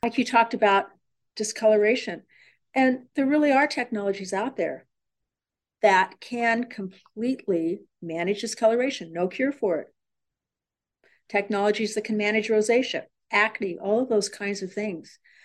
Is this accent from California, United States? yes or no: yes; San Diego, California, United States; I was born and raised in San Diego